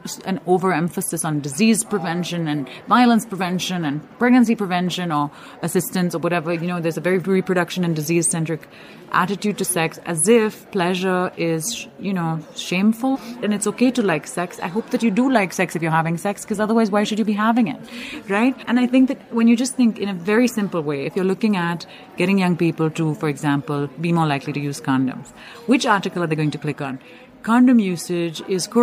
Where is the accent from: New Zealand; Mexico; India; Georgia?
India; I'm from India. I flew in from Mumbai